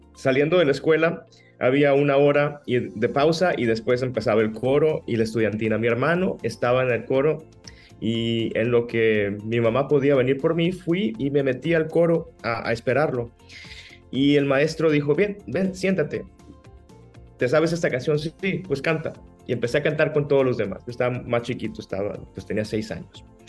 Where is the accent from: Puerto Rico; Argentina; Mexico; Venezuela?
Mexico; Navojoa, Sonora; accent: sonorense; moved away as an adult; also born or lived in Ciudad Obregón, Sonora / Hermosillo, Sonora / Mexico City / Italy; nací en Obregón, me crié en Navojoa y, en la preadolescencia me fui a Hermosillo con mi familia